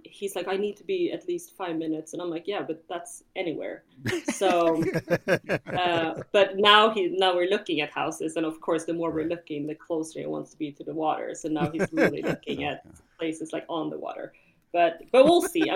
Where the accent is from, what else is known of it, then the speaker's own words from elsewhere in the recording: Ekerö, Stockholm County, Sweden; also born or lived in Hawaii; now in Chicago, United States; I grew up on Ekerö